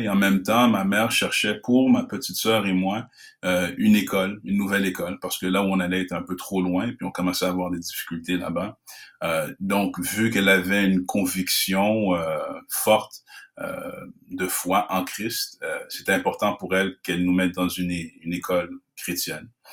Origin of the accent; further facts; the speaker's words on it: Canada; je suis d'origine haïtienne, je suis né au Canada dans une famille haïtienne